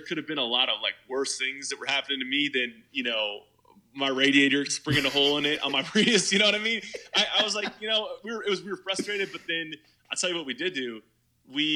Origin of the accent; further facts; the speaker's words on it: California, United States; moved away as an adult; also born or lived in North Carolina; I was born and raised in California, but my mom's side of the family is from the South